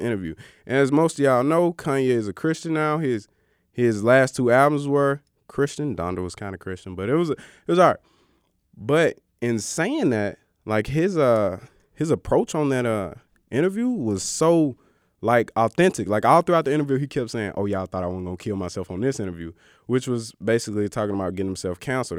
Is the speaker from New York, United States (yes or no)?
no; Greenwood, Mississippi, United States; I grew up in Greenwood, Mississippi, the Delta